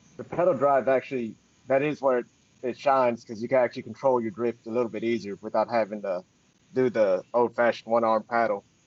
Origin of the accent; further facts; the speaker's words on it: Murfreesboro, Tennessee, United States; grew up here in Murfreesboro, Tennessee